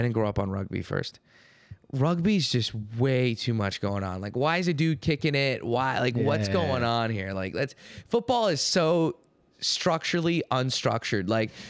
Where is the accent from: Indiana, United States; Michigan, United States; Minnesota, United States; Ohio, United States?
Ohio, United States; Hi, yeah, I'm the new kid. I'm from Ohio, yada, yada, yada.